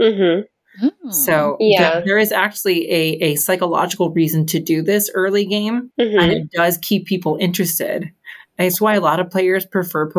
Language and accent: English; United States; moved away; I grew up on Lake Erie. My backyard growing up was Lake Erie